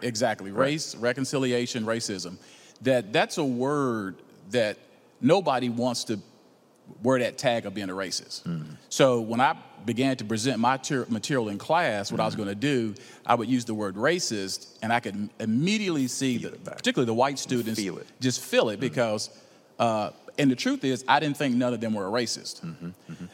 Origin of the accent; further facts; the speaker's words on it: Roanoke, Virginia, United States; also born or lived in Atlanta, Georgia; now in Marietta, United States; I was born in Roanoke, Virginia, but I've been in Atlanta uh, the last 28 years